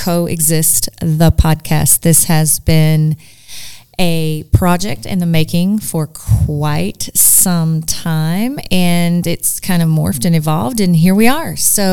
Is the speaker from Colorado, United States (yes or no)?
no; Nashville, Tennessee, United States; we have some weird takeoffs here in the South, but I'm from Nashville